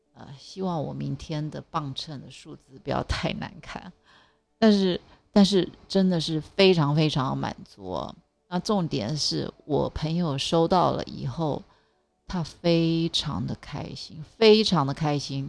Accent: Taiwan; 从小在台湾长大

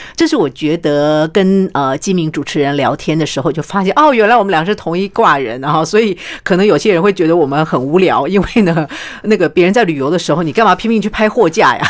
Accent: Taiwan; 因为其实我觉得我们台湾人蛮有创意的。

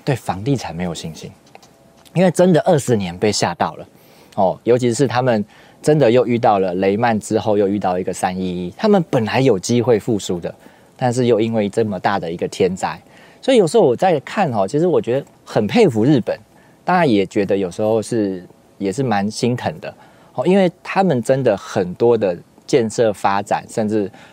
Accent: Taiwan; 我们台湾人如果我住三重，我住林口，我住信义大安区，我们会不会很差别化？

